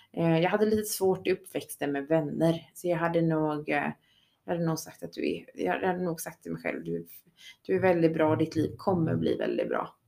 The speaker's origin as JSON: {"language": "Swedish", "country": "Sweden", "said": "vi svenskar"}